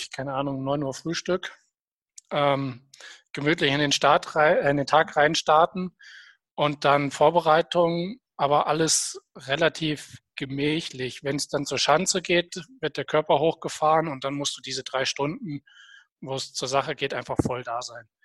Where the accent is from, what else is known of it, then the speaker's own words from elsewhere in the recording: Hesse, Germany; dazwischen oder davor ist es für mich, weil ich komme ja aus Nordhessen, einfach zu weit weg gewesen, um mal live vor Ort zu sein.